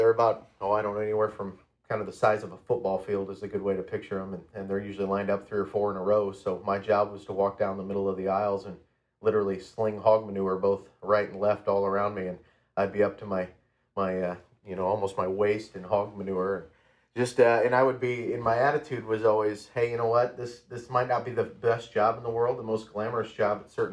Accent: Iowa Falls, Iowa, United States; my hometown of Iowa Falls

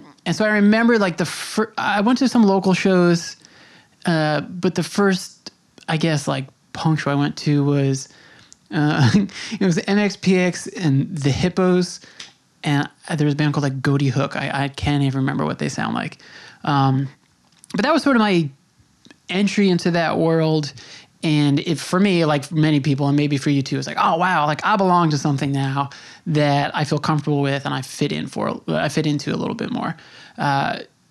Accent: Long Island, New York, United States; now in New York City, United States; I grew up on Long Island, and then my adult life has been spent in the city

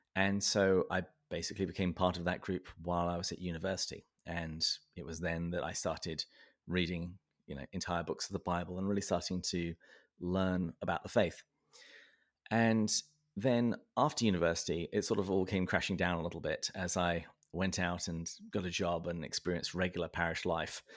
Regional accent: Berkshire, South East England, United Kingdom; I was born and raised in the south of England, um, in the county of Berkshire. And, uh, that's why my accent is the way that it is

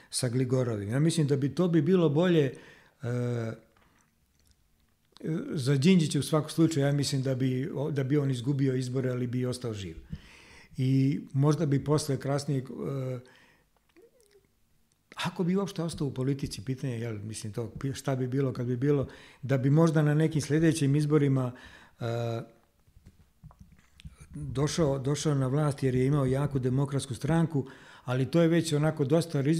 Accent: Serbia; kao Srbi

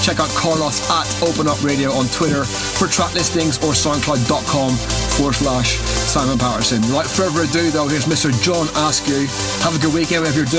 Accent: Northern Ireland, United Kingdom; Lush in Northern Ireland, my hometown.

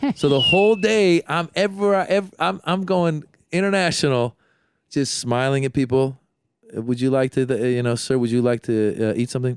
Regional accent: San Francisco Bay Area, California, United States; I'm from the Bay Area

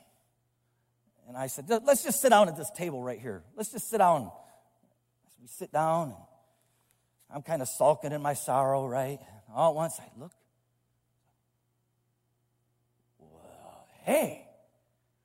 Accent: Brooklyn, Michigan, United States; Me and this guy are both from the same town. There's more people that can fit in a sanctuary that live in the town that I'm from

